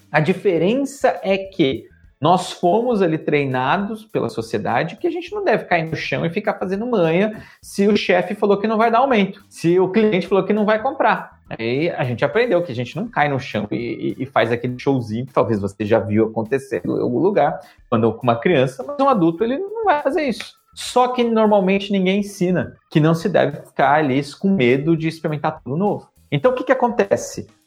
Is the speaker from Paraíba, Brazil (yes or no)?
no; São Paulo, Brazil; moved away as an adult; eu sou um cara do Brasil. Na vida inteira eu fui criado em São Paulo